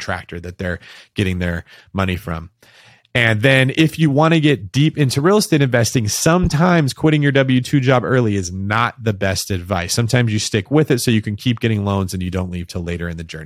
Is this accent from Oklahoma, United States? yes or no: no; Manteca, California, United States; moved away as an adult; also born or lived in Bay Area; I moved to the Bay Area away from a city called Manteca, where I grew up in the Central Valley